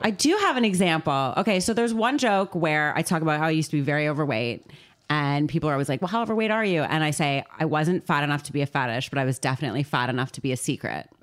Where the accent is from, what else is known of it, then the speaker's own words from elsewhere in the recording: Canada; now in London, United Kingdom; I am a Canadian